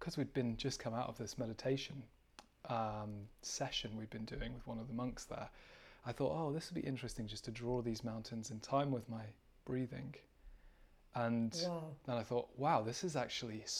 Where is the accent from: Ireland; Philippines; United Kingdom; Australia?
United Kingdom; I am from the UK, as you can probably tell by my accent.